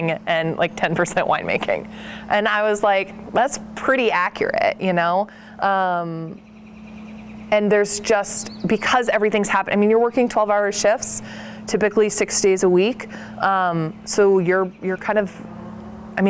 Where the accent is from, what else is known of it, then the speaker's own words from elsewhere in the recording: Portland, Oregon, United States; I grew up outside of Portland